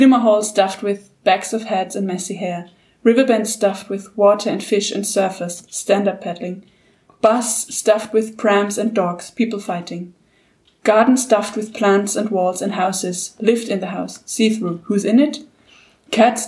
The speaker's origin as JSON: {"language": "English", "region": "Vienna", "country": "Austria", "said": "I'm a big city girl. I'm from Vienna."}